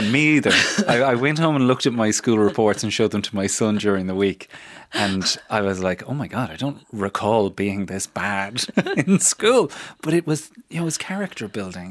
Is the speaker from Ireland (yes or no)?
yes; Newbridge, Leinster, Ireland; my hometown of Newbridge